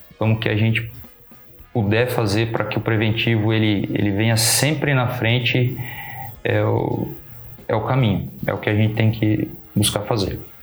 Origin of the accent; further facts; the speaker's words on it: Pederneiras, São Paulo, Brazil; moved away as an adult; also born or lived in Bauru, Brazil; now in Lençóis Paulista, Brazil; Eu sou nascido e criado em Pederneiras